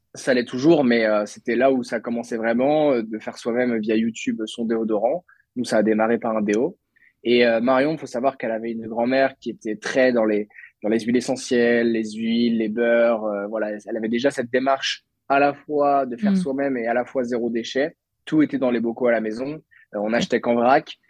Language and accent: French; Lannion, Brittany, France; also born or lived in Bordeaux; je suis breton, je suis né à Lannion dans les Côtes d'Armor. Euh, euh, j'ai fait toute ma scolarité moi à Lannion